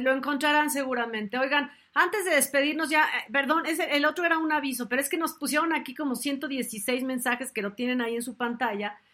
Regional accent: Mexico; yo soy mexicana.

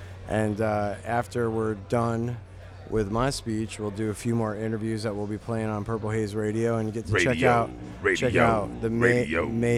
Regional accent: Las Vegas, Nevada, United States; I'm from Vegas too, but the thing is because they're not an old team.

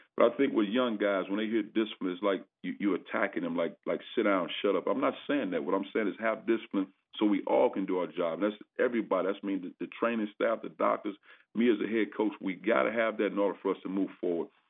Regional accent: East St. Louis, Illinois, United States; moved away as an adult; also born or lived in Indiana / Tennessee / California; now in Missouri, United States; growing up in East St. Louis, uh, I played for the legendary, you know, Benny Lewis

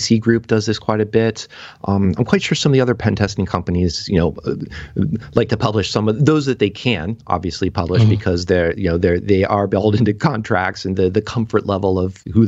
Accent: United States; being an American

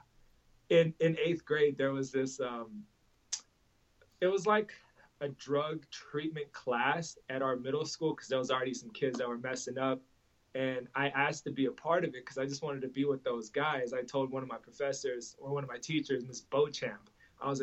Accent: Los Angeles, California, United States; also born or lived in Russia; growing up in Hollywood, I would see a Bentley and a bum on the same corner

